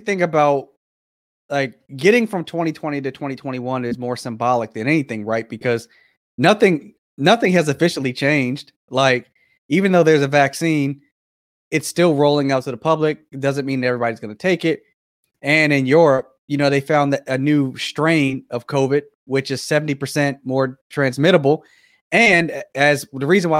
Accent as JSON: {"language": "English", "country": "United States"}